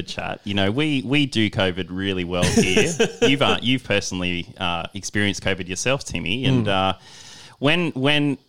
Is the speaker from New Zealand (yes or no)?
no; Australia; also born or lived in Western Sydney; we're all Australian